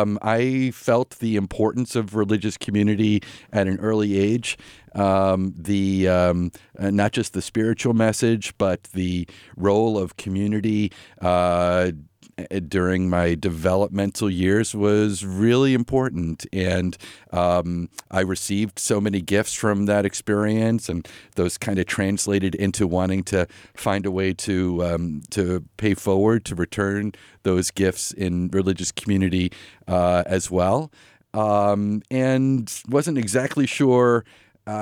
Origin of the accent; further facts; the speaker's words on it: Stony Brook, New York, United States; moved away as an adult; also born or lived in Indiana / Chicago / Burlington; I'm originally from Long Island, New York. I grew up there in a family that were very active Unitarian Universalists in Stony Brook, New York. Finished high school there.